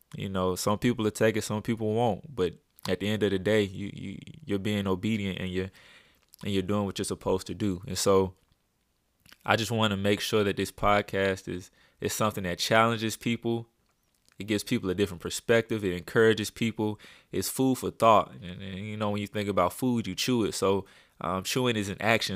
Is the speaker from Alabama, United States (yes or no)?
yes; Birmingham, Alabama, United States; I'm from Birmingham, Alabama, born and raised, um, in a little city called Pratt City, uh, Alabama, over on the west side.